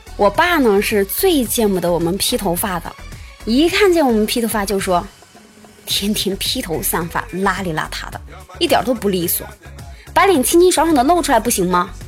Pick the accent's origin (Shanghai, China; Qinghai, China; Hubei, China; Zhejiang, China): Hubei, China; Shiyan; 在我的家乡实验呀，还有另外一种好喝的黄酒，叫做樊陵黄酒